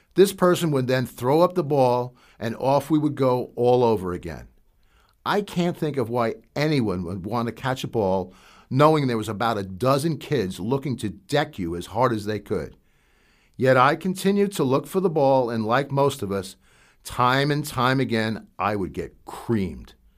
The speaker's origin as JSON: {"language": "English", "town": "Hasbrouck Heights", "region": "New Jersey", "country": "United States", "tie": "born or raised there", "said": "growing up in New Jersey"}